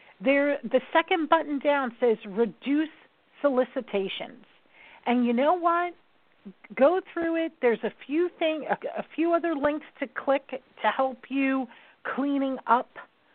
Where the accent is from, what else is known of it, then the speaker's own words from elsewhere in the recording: New York, United States; I'm a New Yorker